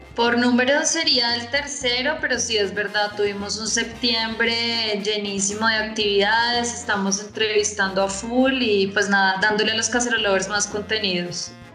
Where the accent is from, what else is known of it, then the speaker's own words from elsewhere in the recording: Colombia; siendo colombiano